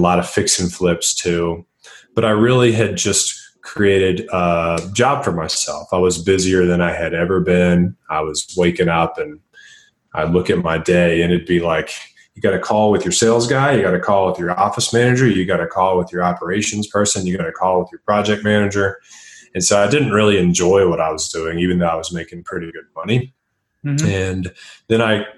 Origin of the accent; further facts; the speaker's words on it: Tennessee, United States; moved away as an adult; also born or lived in Nashville, Tennessee; now in Denver, United States; I live in Denver, Colorado. I'm originally from Tennessee.